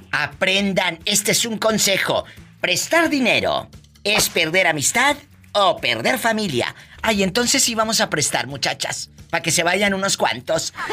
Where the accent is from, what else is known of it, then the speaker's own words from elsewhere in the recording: Argentina; moved away as an adult; now in United States; Nací en Argentina.